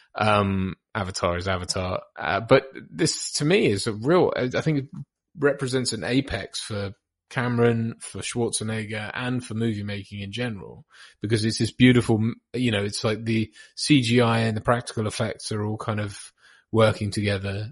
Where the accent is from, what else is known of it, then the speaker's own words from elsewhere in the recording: East Anglia, North Norfolk, East of England, United Kingdom; also born or lived in Bahamas / Norwich; I'm from the Bahamas originally, which is weird, um, and moved to grew up around sort of uh, East Anglia in the UK